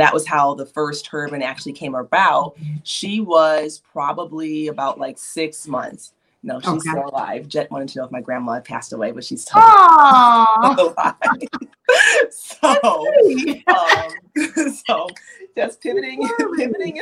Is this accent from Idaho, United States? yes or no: no; Chicago, Illinois, United States; moved away; I'm actually originally from the Chicagoland area.